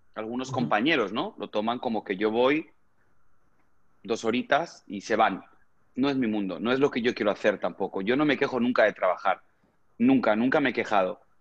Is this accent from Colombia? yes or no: no; Spain; moved away as an adult; now in United States; desde mi país natal, desde España, a llegar aquí a Estados Unidos